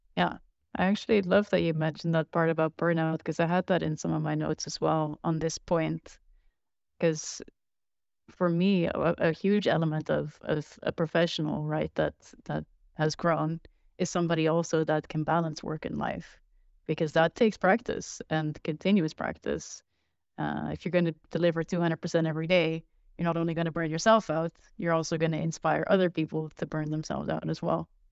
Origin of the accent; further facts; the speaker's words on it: Netherlands; I'm from Netherlands